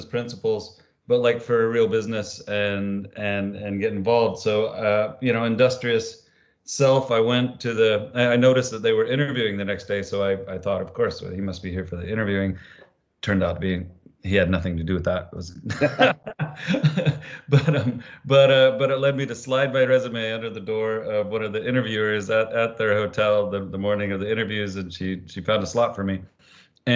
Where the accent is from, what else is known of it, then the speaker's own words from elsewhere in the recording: Idaho, United States; moved away as an adult; I grew up in Idaho in the Rockies of the United States, on a farm.